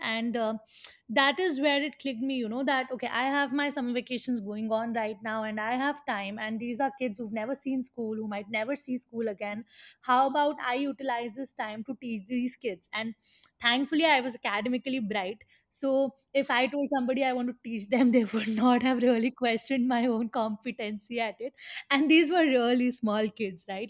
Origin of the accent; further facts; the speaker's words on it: Mathura, Uttar Pradesh, India; moved away as an adult; also born or lived in Pune; now in Mathura, India; growing up in Mathura, which is quite a conservative society